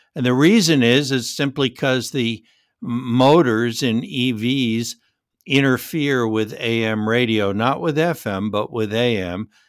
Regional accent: New York City, New York, United States; when I grew up in the New York City area

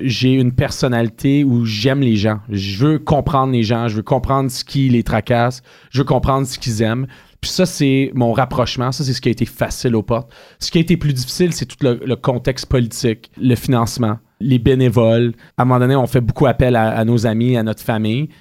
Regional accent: Ottawa, Ontario, Canada; Je suis un petit gars de la Côte de Sable. J'ai grandi à quelques mètres de l'Université d'Ottawa.

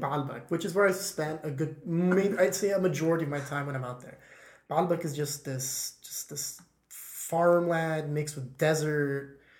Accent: Lakewood, United States; born there; Yeah, 100%. I was born in Lakewood. Yeah, I think it was Lakewood.

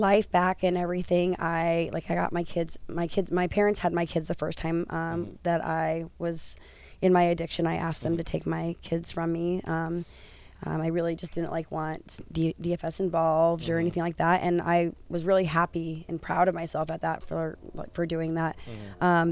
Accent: Cheyenne, Wyoming, United States; now in Santa Ana, United States; I have two children, and I am from Cheyenne, Wyoming.

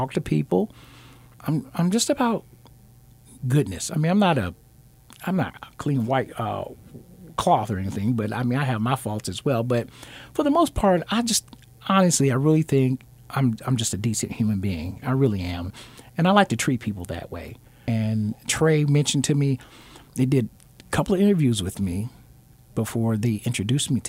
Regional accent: Alabama, United States; moved away; I'm originally from Alabama, and I've always been taught or raised, I'm a Southern gentleman.

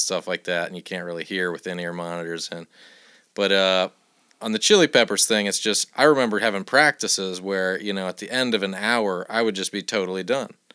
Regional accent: Iowa City, Iowa, United States; I'm from Iowa City

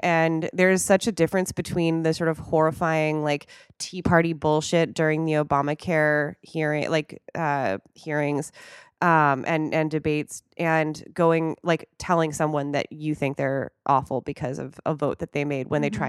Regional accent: Wisconsin, United States; accent: Wisconsin; I think I even turned on my like Wisconsin accent again.

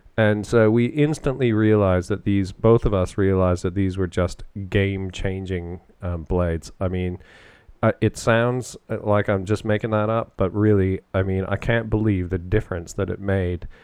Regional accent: London, Ontario, Canada; I grew up in and around London playing hockey, and uh, that's London, Ontario

